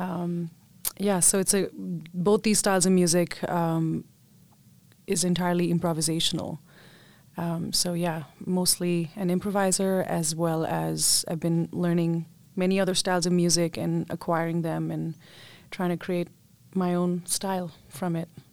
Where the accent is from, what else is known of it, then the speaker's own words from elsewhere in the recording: Mumbai, Maharashtra, India; I grew up in Mumbai, India